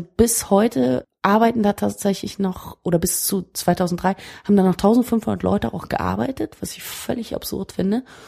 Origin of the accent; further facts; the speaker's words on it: Berlin, Germany; als Berliner